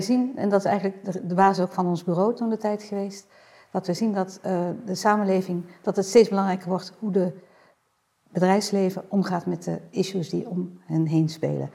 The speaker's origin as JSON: {"language": "Dutch", "country": "Netherlands", "said": "wij natuurlijk als Nederlander"}